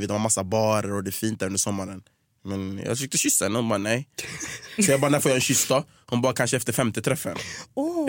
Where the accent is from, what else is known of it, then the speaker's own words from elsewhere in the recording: Gothenburg, Västra Götaland, Sweden; moved away as an adult; also born or lived in United States / Stockholm; Jag är från Göteborg, jag växte upp i Hisingen, så flyttade jag till Angered